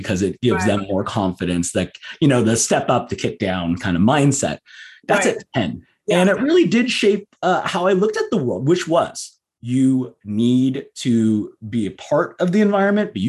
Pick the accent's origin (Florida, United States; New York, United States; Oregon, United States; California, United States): California, United States; Southern; I grew up in Southern California